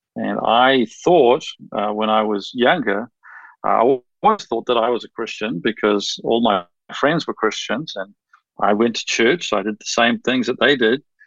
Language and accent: English; New Zealand; moved away as an adult; also born or lived in United States; I grew up in New Zealand